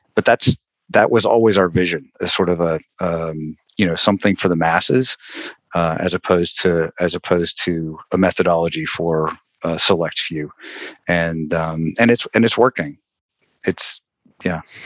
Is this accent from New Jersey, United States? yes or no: no; Western North Carolina, United States; I grew up in North Carolina, in Western North Carolina